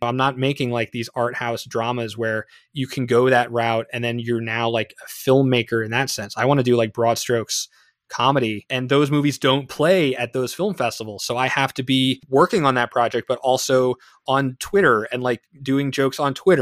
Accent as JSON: {"language": "English", "town": "East Brunswick", "region": "New Jersey", "country": "United States", "tie": "born or raised there", "said": "my hometown's the next town over from new brunswick so i'm from east brunswick new jersey"}